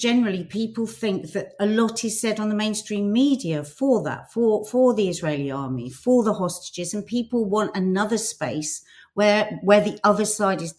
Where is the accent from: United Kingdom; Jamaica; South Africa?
United Kingdom; as a British Arab